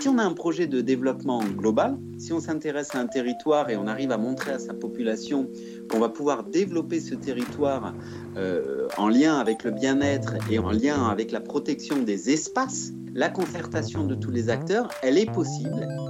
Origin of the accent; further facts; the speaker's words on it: Provence-Alpes-Côte d'Azur, France; also born or lived in Switzerland; je suis de nationalité suisse, j'ai grandi en Provence